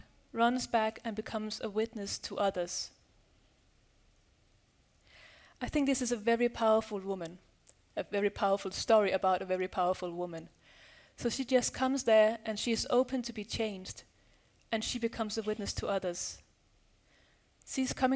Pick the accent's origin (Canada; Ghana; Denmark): Denmark; I'm from Denmark